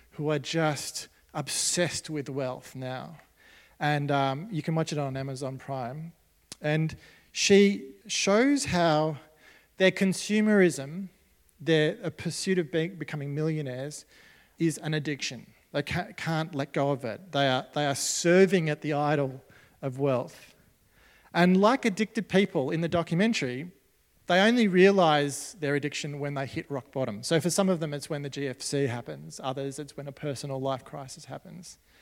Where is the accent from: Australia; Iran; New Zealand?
Australia; As Australian Christians